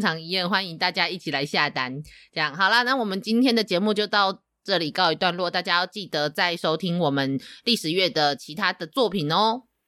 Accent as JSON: {"language": "Chinese", "country": "Taiwan", "also_born_or_lived": "Tainan", "said": "身为一个台湾人，我们受到了多元文化的影响"}